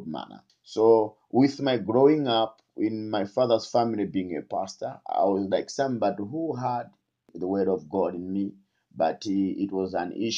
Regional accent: Mzuzu, Northern Region, Malawi; also born or lived in Karonga; Born in Kalonga, yes, but grown up in the city of Mzuzu

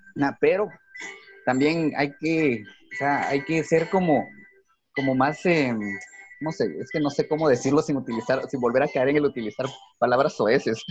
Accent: Guatemala; así somos los guatemaltecos

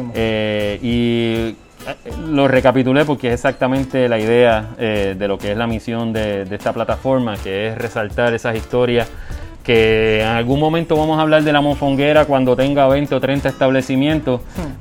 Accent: Puerto Rico; la comunidad de nosotros los puertorriqueños

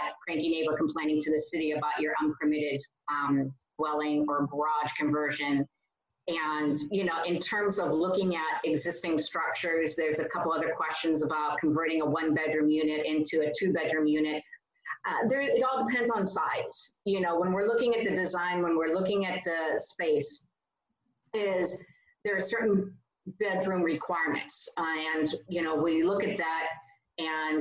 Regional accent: California, United States; as a Californian

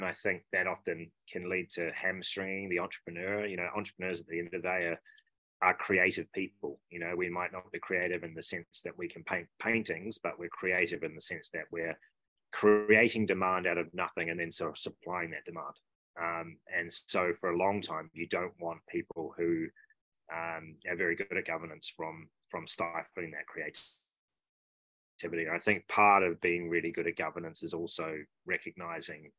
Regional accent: New Zealand; moved away as an adult; also born or lived in Sydney, Australia; being a Kiwi over there and having done my high school and university in New Zealand

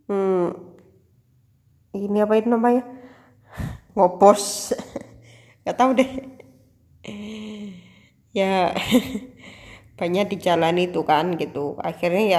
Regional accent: Java, Indonesia; kan gue kan asli Jawa

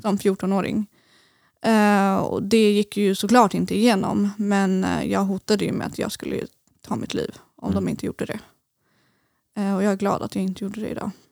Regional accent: Eskilstuna, Södermanland, Sweden; moved away as an adult; now in Gothenburg, Sweden; jag kommer från Eskilstuna

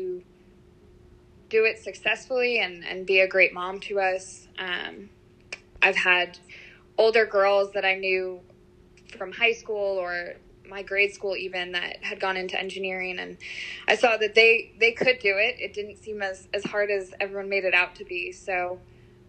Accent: New York, United States; moved away as an adult; now in Louisiana, United States; I'm originally from New York

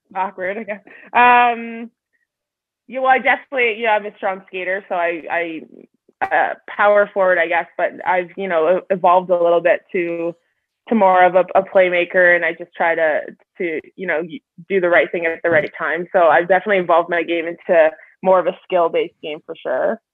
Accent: Sudbury, Ontario, Canada; now in Calgary, Canada; I grew up obviously in Sudbury

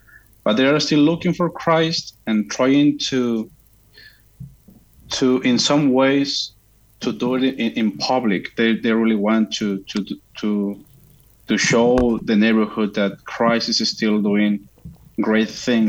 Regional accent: Mexico; English is a second language; moved away as an adult; also born or lived in United States; now in Chicago, United States; I was born and raised in Mexico, and I was living there until I got, I turned 23 when I came into the United States without speaking any English.

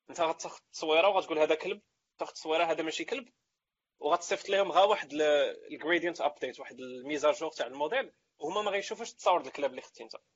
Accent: Morocco; حنا مغاربه حنا مغاربه

